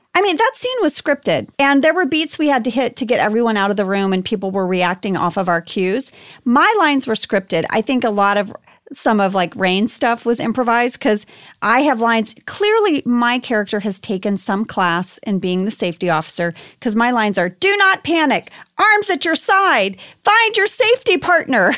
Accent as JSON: {"language": "English", "town": "Archer City", "region": "Texas", "country": "United States", "tie": "born or raised there", "said": "my hometown of Archer City, Texas"}